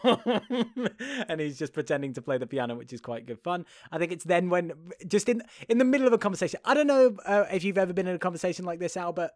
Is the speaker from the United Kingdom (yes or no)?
yes; United Kingdom; being British